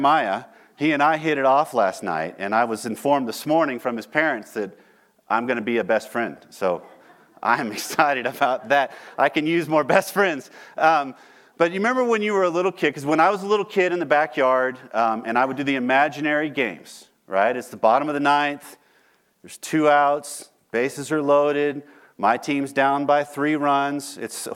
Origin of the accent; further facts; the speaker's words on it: Texas, United States; I'm from Texas